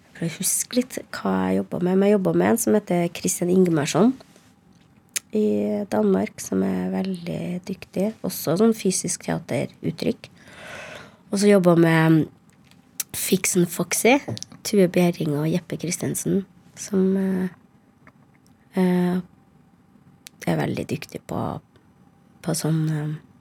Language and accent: Norwegian; Trondheim, Trøndelag, Norway; first language Norwegian; moved away; also born or lived in Harstad / Nesna; Jeg vokste opp eh, fra jeg var seks i Trondheim, da. Men jeg er født, jeg er født i Harstad, og så flytta vi til Nesna